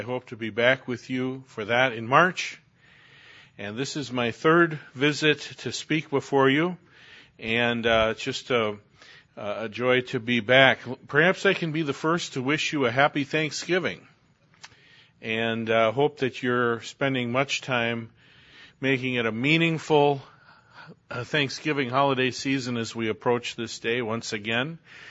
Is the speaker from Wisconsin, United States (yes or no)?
yes; Wisconsin, United States; I'm from Wisconsin, serving primarily in the Midwest